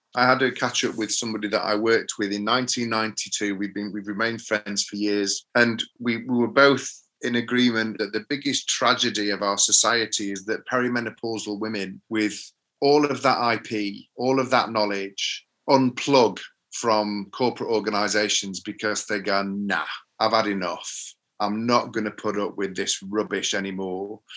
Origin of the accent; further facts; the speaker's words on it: Sheffield, Yorkshire and the Humber, United Kingdom; I'm from Sheffield, so we have a phrase in Sheffield about being Mardy.